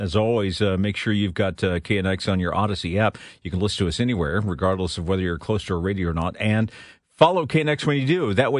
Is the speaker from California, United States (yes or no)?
no; South Florida, United States; now in Los Angeles, United States; I grew up in Florida, South Florida, for most of my life, that part of my life, and also Central Florida